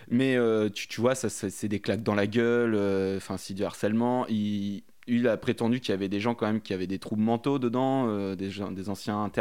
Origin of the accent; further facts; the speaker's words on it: Tours, Centre-Val de Loire, France; 32 ans, je viens de Tours